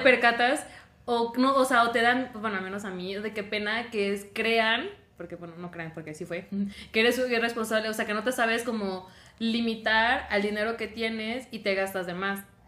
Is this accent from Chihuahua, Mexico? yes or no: no; Tabasco, Mexico; moved away as an adult; soy de Tabasco y pues ahí la verdad no hay como buenas universidades.